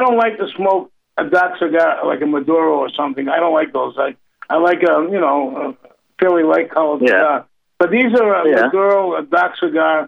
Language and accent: English; Boston, Massachusetts, United States; moved away; I'm from Boston originally